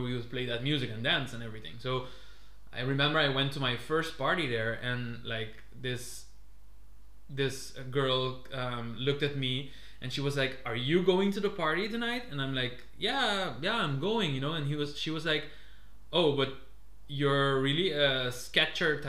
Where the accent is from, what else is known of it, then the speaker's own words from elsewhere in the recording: Curaçao; now in Netherlands; I'm from Curaçao